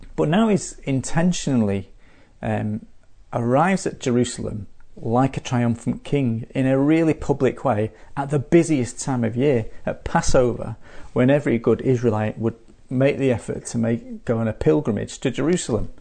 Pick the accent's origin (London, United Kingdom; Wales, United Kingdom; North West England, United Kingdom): North West England, United Kingdom; Manchester; now in Adelaide, Australia; my hometown of Manchester